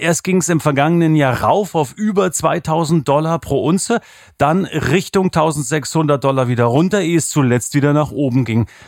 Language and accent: German; East Germany, Germany; now in Swabia, Germany; Ich bin ja ein Ossi im Schwabenland